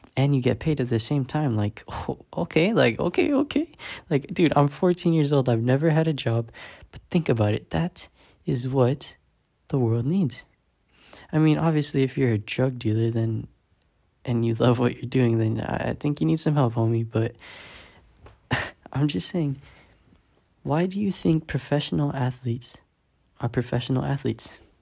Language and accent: English; San Diego, California, United States; I'm fourteen years old, and I am from San Diego, California, the six one nine